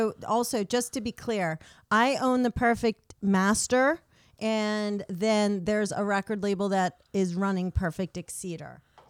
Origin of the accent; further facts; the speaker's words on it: New York, United States; moved away as an adult; now in California, United States; even though I'm from New York.